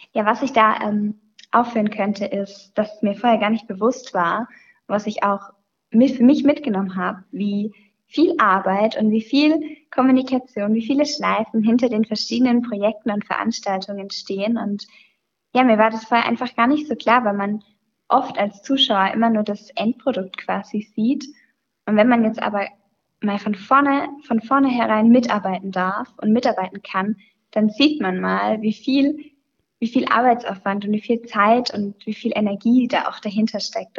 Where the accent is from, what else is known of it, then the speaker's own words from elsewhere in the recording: near Sinsheim, Baden-Württemberg, Germany; moved away as an adult; now in Pforzheim, Germany; ich komme aus der Nähe von Sinsheim